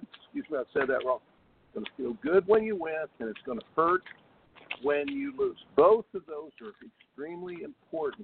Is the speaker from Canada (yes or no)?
no; Indiana, United States; I grew up in Indiana